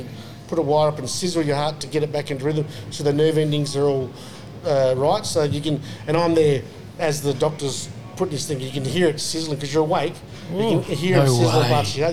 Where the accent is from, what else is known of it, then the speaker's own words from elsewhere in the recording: Onslow, Western Australia, Australia; now in Perth, Australia; I grew up in Onslow